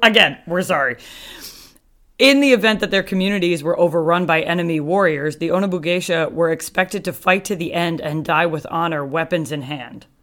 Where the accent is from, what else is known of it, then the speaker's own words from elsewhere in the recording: United States; We're just two American girls.